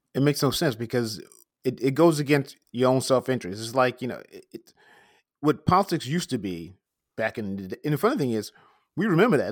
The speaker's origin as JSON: {"language": "English", "region": "New York", "country": "United States", "said": "as a New Yorker"}